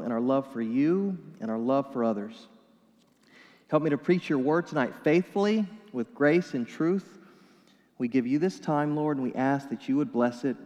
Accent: New Mexico, United States; moved away; my home state of New Mexico

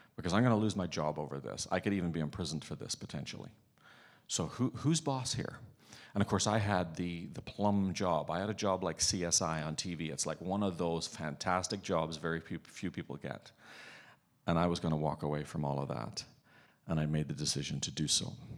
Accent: Northern Ireland, United Kingdom; now in Canada; I'm growing up in Northern Ireland

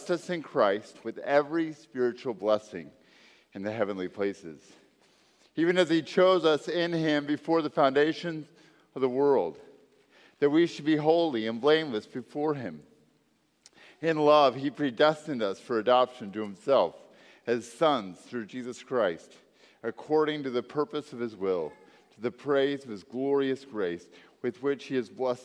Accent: Texas, United States; moved away; I'm from Texas

